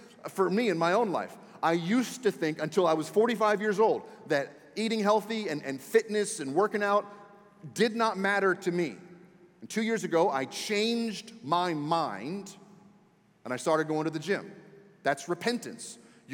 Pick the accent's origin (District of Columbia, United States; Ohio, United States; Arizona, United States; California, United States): District of Columbia, United States; Washington; moved away; I was born and raised in Washington, D.C., so I was raised a Redskins fan